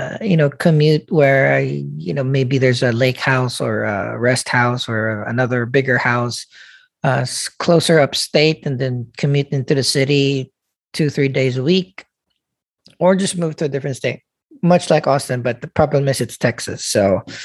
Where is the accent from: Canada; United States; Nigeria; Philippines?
Philippines; I'm a Filipino